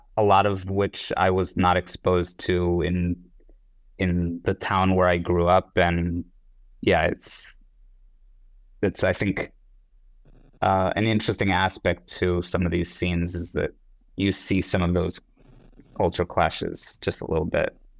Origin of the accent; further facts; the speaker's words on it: Israel; moved away; I grew up in Israel, but in a very secular household